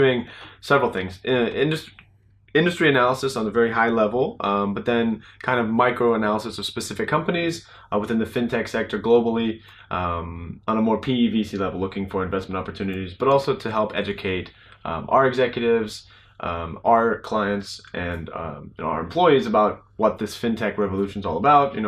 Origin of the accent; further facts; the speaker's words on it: United States; moved away as an adult; also born or lived in Madrid, Spain / Wiesbaden, Germany; now in Shanghai, China; I'm an American